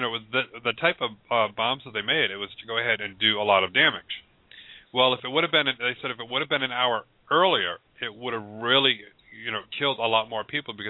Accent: New England, Rhode Island, United States; moved away; I'm from New England originally

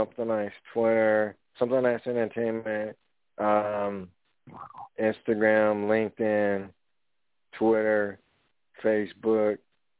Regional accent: the South, United States; now in Pasadena, United States; I'm from the South.

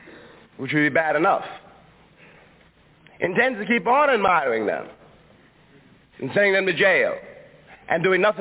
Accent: Harlem, New York, United States; I was born in Harlem. I was raised in Harlem. And indeed, as long as I live, I will never be able really to leave Harlem.

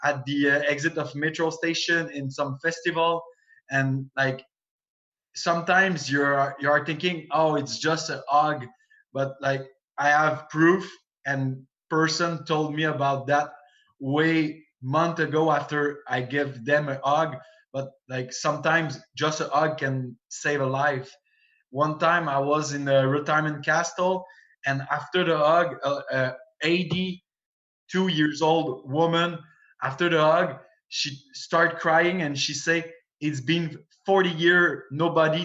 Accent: Canada; accent: French-Canadian; English is a second language; also born or lived in Montreal; I'm a French-Canadian guy

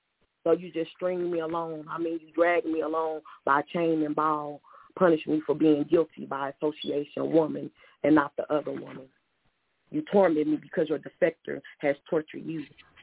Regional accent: United States; it would kind of tick me off, because I'm like, I'm American, and we all have to dwell here together.

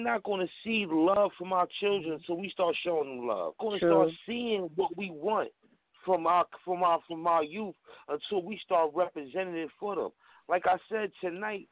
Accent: New York City, New York, United States; I'm born and raised in Harlem, New York

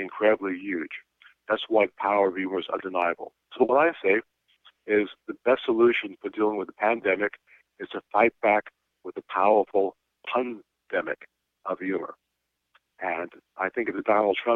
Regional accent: New York City, New York, United States; New York City, where I'm from, which probably everyone can tell by now I'm from New York City.

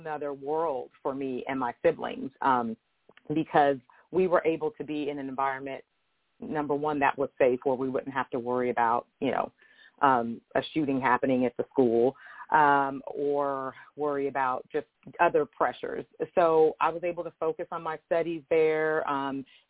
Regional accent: Denver, Colorado, United States; So I grew up in Denver, Colorado, in what was at that time considered the hood.

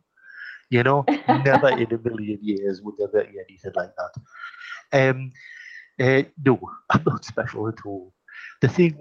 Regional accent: Geordie, North East England, United Kingdom; accent: Geordie; I'm a Geordie. I come from the northeast of England.

